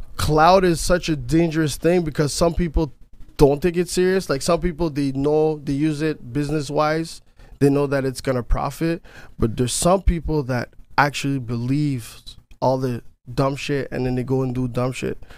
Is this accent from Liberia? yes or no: no; Canada; I'm not American. I'm Canadian